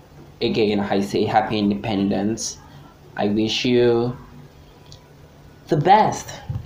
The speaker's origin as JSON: {"language": "English", "country": "Nigeria", "said": "I am a gender non-confirming gay person. I am Nigerian. I live in Nigeria."}